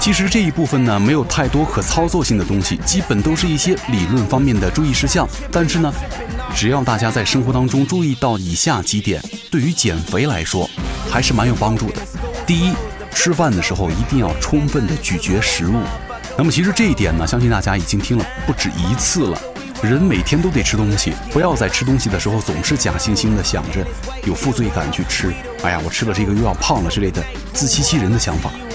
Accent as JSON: {"language": "Chinese", "country": "China", "said": "对于我们中国人来说"}